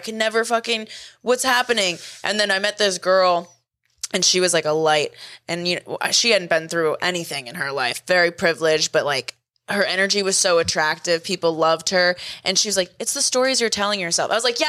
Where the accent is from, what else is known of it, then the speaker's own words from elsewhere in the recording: Boston, Massachusetts, United States; We're from Boston.